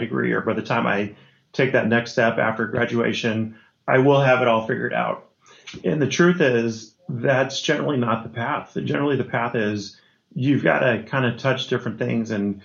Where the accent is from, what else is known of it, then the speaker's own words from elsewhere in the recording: Los Angeles, California, United States; I grew up in Los Angeles